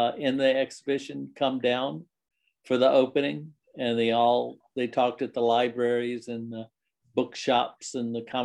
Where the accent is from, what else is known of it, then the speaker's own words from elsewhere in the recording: Lynchburg, Virginia, United States; also born or lived in Richmond, Virginia / New York; now in Abingdon, United States; I was born in Lynchburg, Virginia